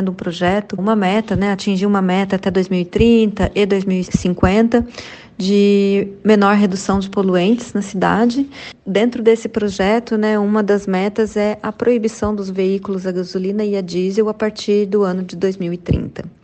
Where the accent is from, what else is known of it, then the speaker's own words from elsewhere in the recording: Poços de Caldas, Minas Gerais, Brazil; born there; especificamente na cidade onde eu nasci, em Poços de Caldas.